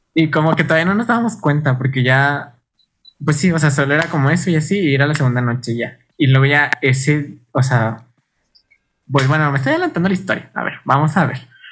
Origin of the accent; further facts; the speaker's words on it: Chihuahua, Mexico; venimos de Chihuahua.